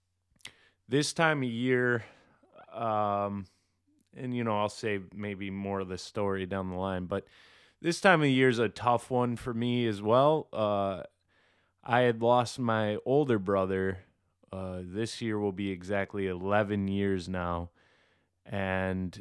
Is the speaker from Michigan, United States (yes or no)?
yes; Michigan, United States; I'm from Michigan